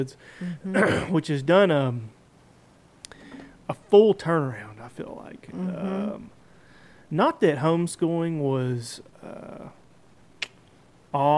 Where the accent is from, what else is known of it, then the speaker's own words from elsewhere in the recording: Clarksville, Tennessee, United States; I was born back in Clarksville